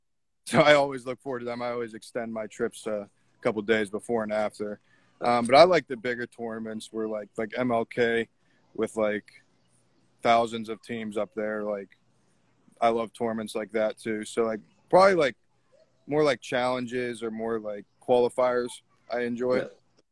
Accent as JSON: {"language": "English", "town": "Pittsburgh", "region": "Pennsylvania", "country": "United States", "said": "I came from Pittsburgh to Beaver County. So I'm about 35 miles out of the city of Pittsburgh."}